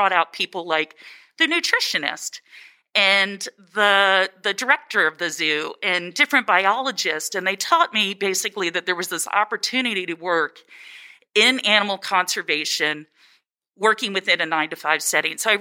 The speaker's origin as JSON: {"language": "English", "region": "Maryland", "country": "United States", "tie": "born or raised there", "said": "I am originally from Maryland"}